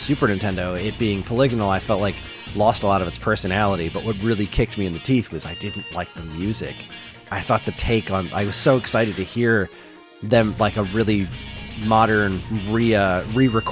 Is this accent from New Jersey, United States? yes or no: yes; New Jersey, United States; I'm from New Jersey